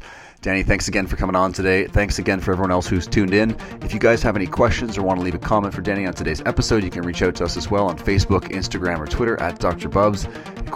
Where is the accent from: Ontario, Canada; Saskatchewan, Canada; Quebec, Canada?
Ontario, Canada; Toronto; also born or lived in south of France; I'm obviously from Toronto in Canada